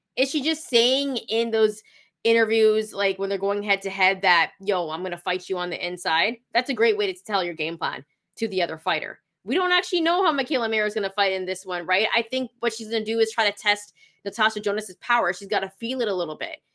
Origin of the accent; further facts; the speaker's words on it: Canada; I'm not American. I'm Canadian.